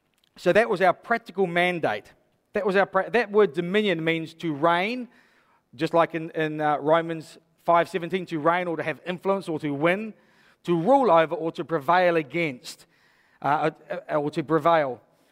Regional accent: Hastings, South East England, United Kingdom; I was brought up in Hastings. I brought up through the 80s. I know what it's like to be a youth here.

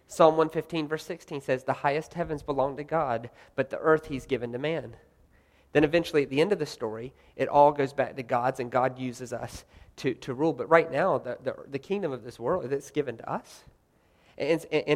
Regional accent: the South, United States; I'm from the South, by the way. I'm from the South.

